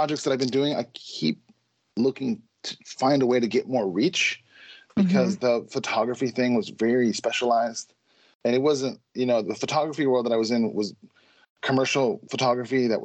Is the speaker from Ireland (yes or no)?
no; Chicago, Illinois, United States; now in Minneapolis, United States; I grew up in Chicago and I live in Minneapolis